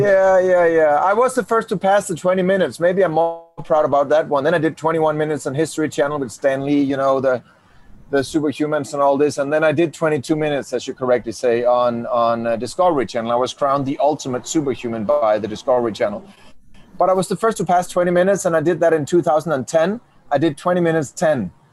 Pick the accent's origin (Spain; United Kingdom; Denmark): Denmark; I do come from Denmark, Danimarca, Dinamarca.